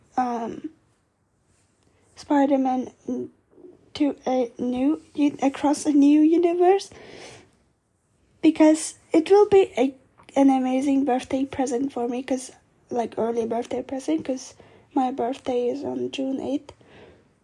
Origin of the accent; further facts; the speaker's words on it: Vienna, Austria; my hometown of Vienna